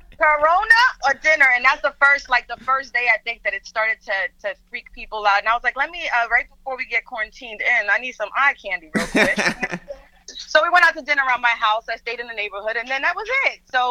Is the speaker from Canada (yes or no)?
no; Dominican Republic; first language Spanish; English is a second language; I am Dominican. My first language was Spanish